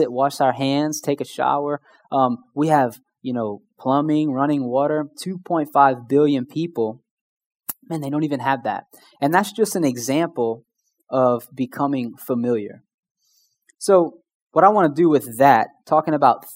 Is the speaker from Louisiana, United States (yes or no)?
yes; Houma, Louisiana, United States; I'm from Houma